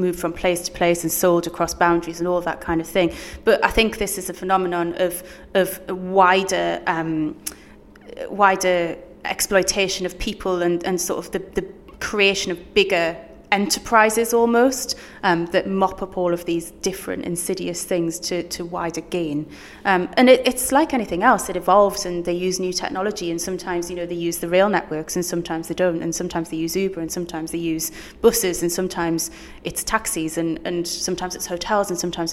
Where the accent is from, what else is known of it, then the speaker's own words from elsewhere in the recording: Newcastle upon Tyne, North East England, United Kingdom; I'm from Newcastle, born and raised